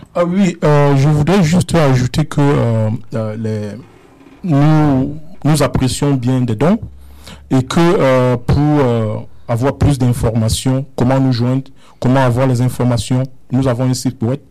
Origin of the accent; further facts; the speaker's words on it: Cameroon; also born or lived in Germany; now in Canada; je suis né au Cameroun. Euh, où j'ai vécu un peu